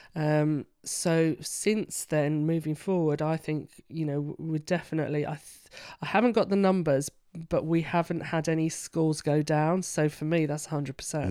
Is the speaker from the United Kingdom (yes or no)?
yes; London, United Kingdom; now in York, United Kingdom; I'm a Londoner